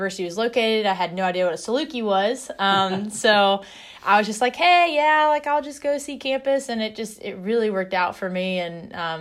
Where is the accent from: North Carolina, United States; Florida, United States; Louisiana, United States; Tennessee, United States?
North Carolina, United States; also born or lived in Carbondale, Illinois; I grew up in North Carolina